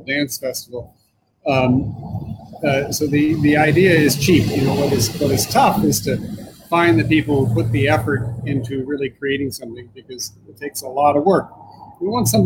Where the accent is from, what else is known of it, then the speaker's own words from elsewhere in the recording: Iowa City, Iowa, United States; moved away; I grew up in Iowa City, Iowa, which was a university community.